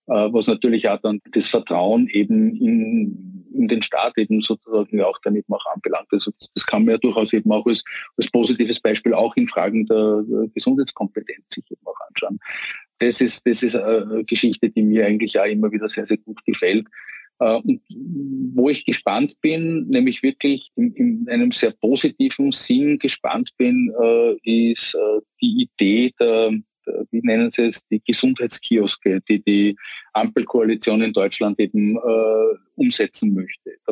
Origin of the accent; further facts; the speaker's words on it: Vienna, Austria; die Deutschen sagen wir Kiez, bei uns in Wien würde man sagen das Kretzel